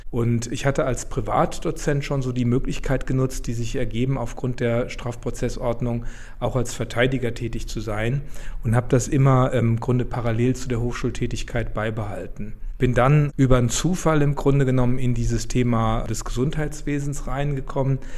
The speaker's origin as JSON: {"language": "German", "town": "Wiesbaden", "region": "Hesse", "country": "Germany", "tie": "born there", "said": "Also ich bin gebürtiger Wiesbadener und habe jetzt auch die Kanzlei in Wiesbaden."}